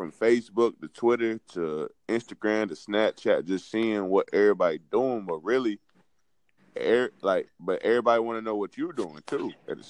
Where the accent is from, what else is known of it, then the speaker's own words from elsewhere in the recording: Fayetteville, North Carolina, United States; I'm from Fayetteville, North Carolina.